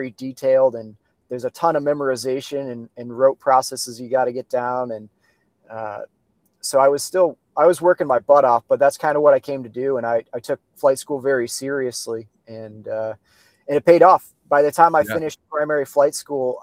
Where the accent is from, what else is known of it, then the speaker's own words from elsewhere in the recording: Traverse City, Michigan, United States; moved away; I grew up in Traverse City.